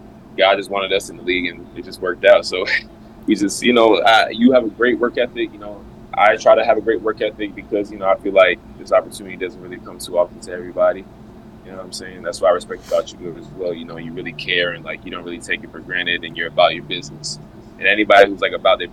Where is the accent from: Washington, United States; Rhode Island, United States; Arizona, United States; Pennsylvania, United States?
Rhode Island, United States; Providence; moved away; play for my hometown